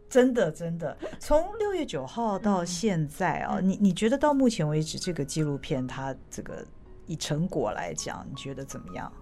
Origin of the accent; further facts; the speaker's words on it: Taiwan; 我们都是台湾人，流着台湾血